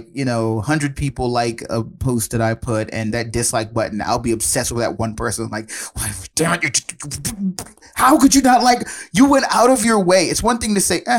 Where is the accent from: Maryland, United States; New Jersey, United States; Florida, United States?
Maryland, United States; Prince George's County; But yeah, and I just lived here my whole life. You know, I am originally from Prince George's County.